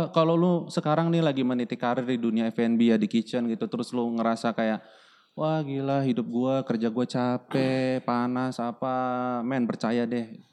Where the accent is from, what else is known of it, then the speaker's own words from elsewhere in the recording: Indonesia; apalagi Indonesia gitu kan uh, lu punya posisi sedangkan posisi yang se level sama lu tuh orang European semua yeah.